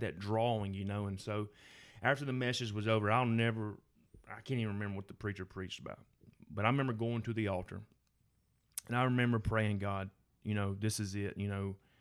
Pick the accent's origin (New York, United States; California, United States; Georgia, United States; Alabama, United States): Alabama, United States; Gardendale First Baptist; I grew up in Garnell First Baptist